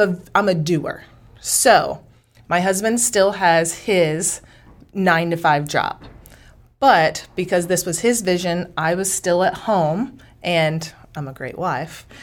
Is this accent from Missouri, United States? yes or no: yes; Dexter, Missouri, United States; also born or lived in Houston, Texas / Corpus Christi, Texas / Amarillo, Texas; now in Washington, Missouri, United States; I'm from a small town in the Boot Heel, Missouri called Dexter, Missouri.